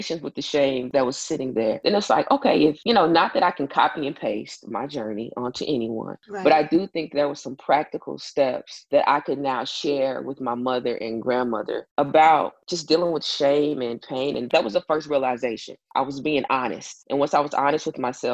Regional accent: Tulsa, Oklahoma, United States; from Tulsa, Oklahoma

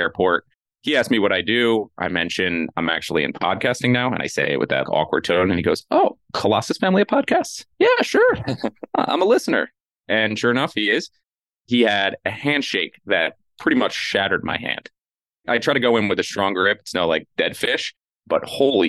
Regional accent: New York area, United States; Growing up in the New York area

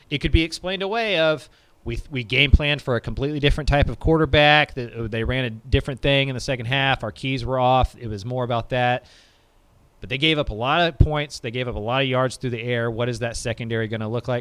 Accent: Cedar Park, Texas, United States; I'm from Cedar Park

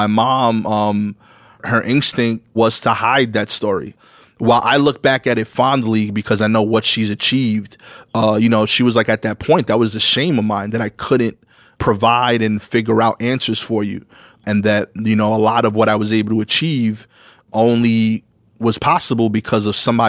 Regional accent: New York City, New York, United States; I grew up on Pickin and Montauk. We actually still own the house that I grew up in.

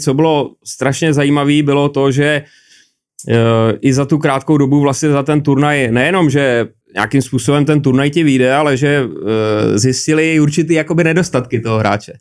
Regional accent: Prague, Czechia; also born or lived in Čáslav / Třemošnice; my jsme bydleli tady na na Jižňáku v paneláku

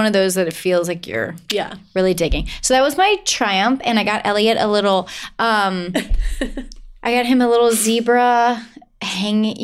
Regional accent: Augusta, Georgia, United States; moved away; I'm originally from Augusta. My parents still live in Augusta, Georgia

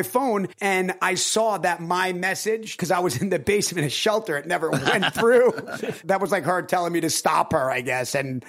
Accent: Long Island, New York, United States; moved away as an adult; I'm a kid from Long Island. You know, I'm a guy from Long Island. I'm a regular guy. I'm in a one bedroom apartment on La Cienega

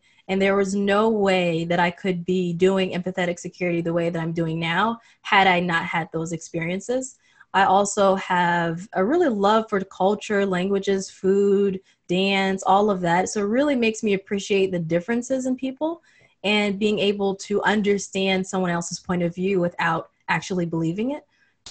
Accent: Saudi Arabia; And I grew up in Saudi Arabia. So that was another thing that really fueled it, where I was the only African-American in the entire school.

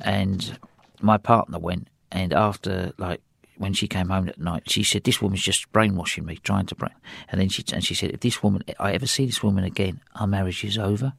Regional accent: England, United Kingdom; accent: English; my English accent

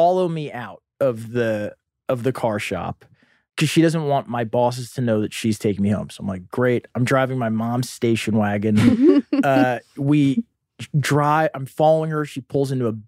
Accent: Boston, Massachusetts, United States; also born or lived in Florida; in Boston

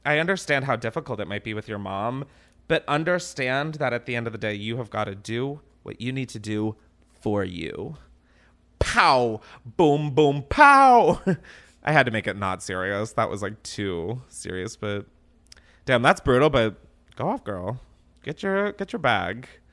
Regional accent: East Coast, United States; moved away as an adult; now in Los Angeles, United States; I grew up on the East Coast, so I am three thousand miles away from my family

